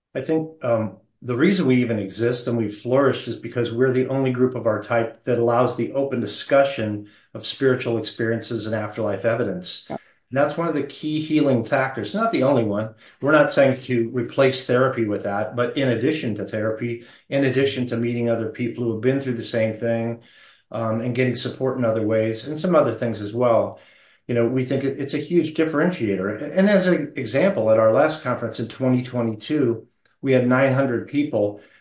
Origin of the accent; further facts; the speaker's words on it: Phoenix, Arizona, United States; I was born in Phoenix.